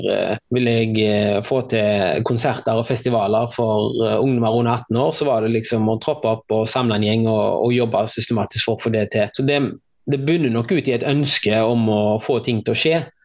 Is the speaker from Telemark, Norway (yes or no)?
no; Haugesund, Rogaland, Norway; moved away as an adult; also born or lived in Bergen / Oslo; Eh, og hadde det veldig fint her i oppveksten